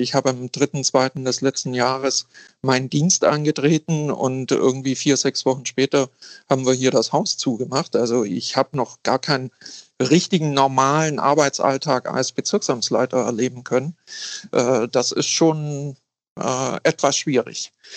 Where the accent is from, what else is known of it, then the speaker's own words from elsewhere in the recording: a small Bavarian-Swabian town, Germany; moved away as an adult; now in Hamburg, Germany; Ich komme aus einer kleinen bayerisch-schwäbischen Kommune. Ich sage immer, äh, ich bin aufgewachsen in einem konservativ-klerikalen Elternhaus